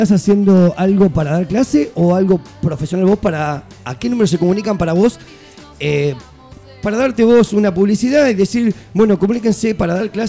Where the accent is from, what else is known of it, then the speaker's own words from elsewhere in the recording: Buenos Aires, Argentina; porque soy porteño.